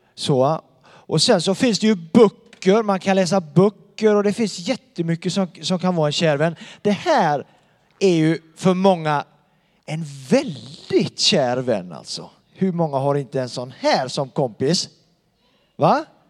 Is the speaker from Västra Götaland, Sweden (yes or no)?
yes; Donsö, Västra Götaland, Sweden; now in Bankeryd, Sweden; jag bor i Bankeryd och han bor på Donsö där jag kommer ifrån